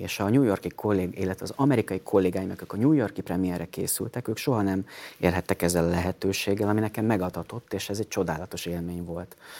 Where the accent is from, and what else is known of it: Hungary